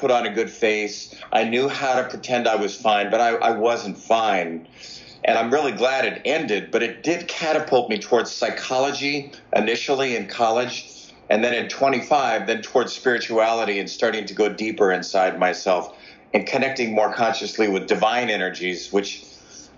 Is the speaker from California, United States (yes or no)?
yes; Los Angeles, California, United States; I grew up in Los Angeles.